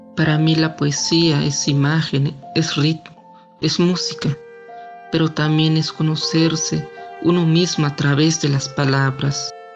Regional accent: San Juan Chamula, Chiapas, Mexico; soy originario de San Juan Chamula, hablo la lengua tzotzil

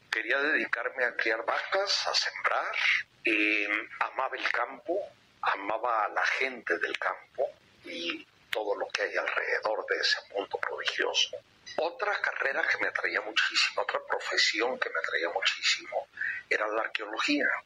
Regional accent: Guadalajara, Jalisco, Mexico; la casa de Guadalajara, donde crecí

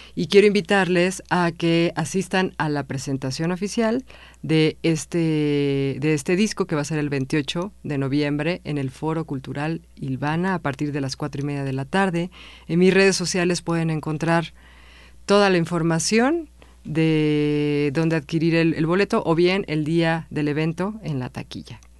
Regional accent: Mexico City, Mexico; also born or lived in Villahermosa / Ciudad del Carmen / Xalapa; yo nací en la Ciudad de México, pero a los dos años nací en la colonia Morelos.

